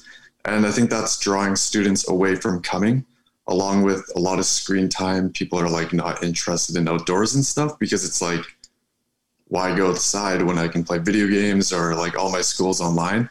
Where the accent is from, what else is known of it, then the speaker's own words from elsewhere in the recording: Ontario, Canada; I'm from Ontario. I go to school in Sudbury